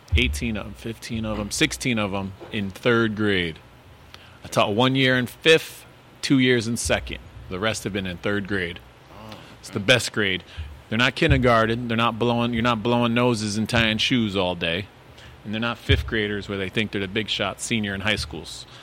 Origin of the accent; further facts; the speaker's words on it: Waterbury, Connecticut, United States; born and raised in Waterbury